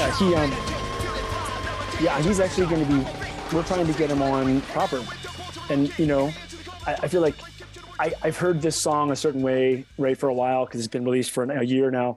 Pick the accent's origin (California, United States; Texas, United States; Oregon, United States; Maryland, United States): Maryland, United States; Baltimore; accent: East Coast; I'm from Baltimore. I just sort of have like this East Coast accent.